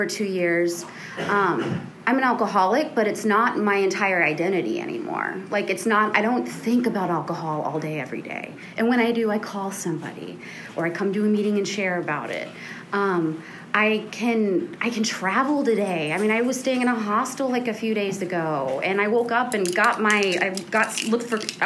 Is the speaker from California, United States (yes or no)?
no; Houston, Texas, United States; I grew up in the Montrose in Houston